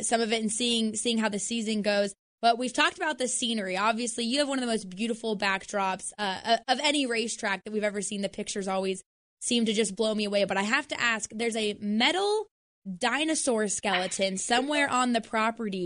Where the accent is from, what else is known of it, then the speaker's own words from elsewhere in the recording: Idaho, United States; I'm from Idaho